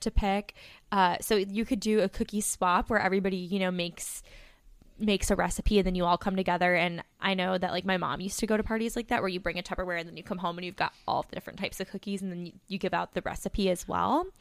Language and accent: English; Plainfield, Illinois, United States; I'm from Plainfield